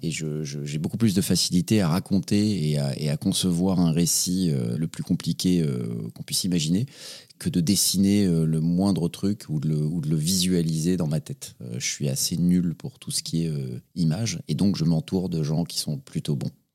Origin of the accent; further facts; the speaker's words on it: Paris, Île-de-France, France; also born or lived in Les Lilas; j'ai grandi à Paris, dans le 18e arrondissement